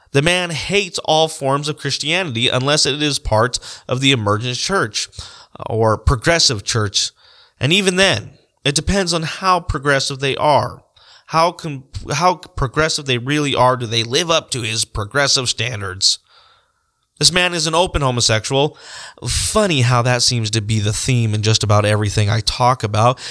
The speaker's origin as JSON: {"language": "English", "region": "Colorado", "country": "United States", "tie": "born or raised there", "also_born_or_lived": "South Dakota", "moved": "as an adult", "lives_now": "Montrose, South Dakota, United States", "said": "I was born and raised in Colorado, and I lived near the metro area just about my whole life"}